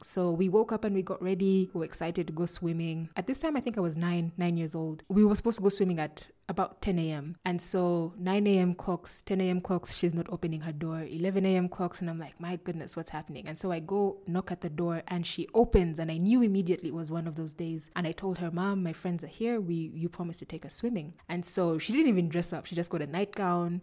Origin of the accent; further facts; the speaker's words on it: Entebbe, Central Region, Uganda; also born or lived in Kampala, Uganda; I grew up in Entebbe. That's where I was born